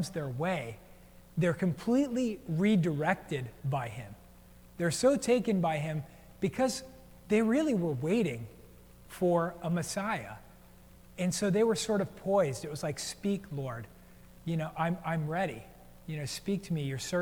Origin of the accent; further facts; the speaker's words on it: United States; also born or lived in New Jersey; now in Portland, United States; I grew up in New York and New Jersey, and we grew up on the coast